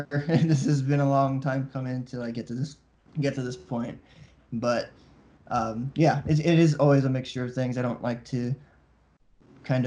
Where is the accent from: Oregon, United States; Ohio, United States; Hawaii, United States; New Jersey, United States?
Hawaii, United States; also born or lived in New York; I'm from Hawaii